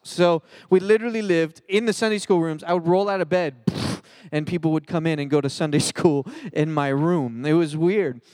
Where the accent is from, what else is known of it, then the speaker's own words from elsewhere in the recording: Philadelphia, Pennsylvania, United States; now in Cedar Hill, United States; I grew up in Philly, and, and I grew up a pastor's kid